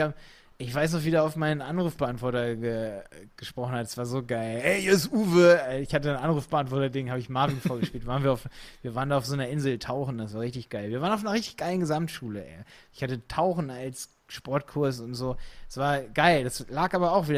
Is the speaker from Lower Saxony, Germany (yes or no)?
yes; Hildesheim, Lower Saxony, Germany; accent: nordischen Einschlag; also born or lived in Scotland; ich komme aus Hildesheim